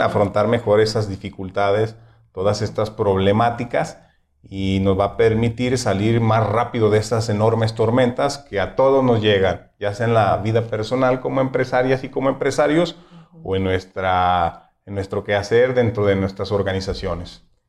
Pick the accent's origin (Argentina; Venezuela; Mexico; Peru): Mexico; nos caracteriza como mexicanos